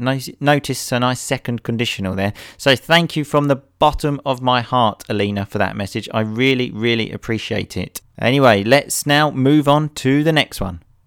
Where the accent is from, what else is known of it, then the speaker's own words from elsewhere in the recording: England, United Kingdom; I'm an English hooligan idiot